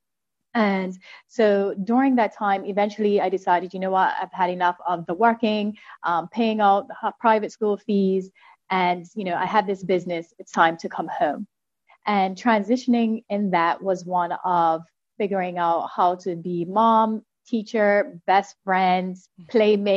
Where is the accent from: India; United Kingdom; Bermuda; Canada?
Bermuda; I am from Bermuda